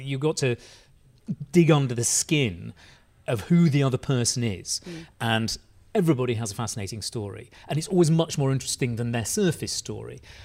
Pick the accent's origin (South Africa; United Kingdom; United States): United Kingdom; Bradford, Yorkshire and the Humber; You, you, can tell I'm Bradford born because I don't pronounce it with a D. It's with a sort of glottal T.